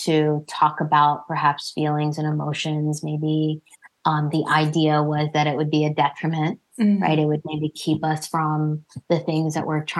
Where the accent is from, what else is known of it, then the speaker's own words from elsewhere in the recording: New Jersey, United States; I was born and raised in New Jersey, but my family is Indian American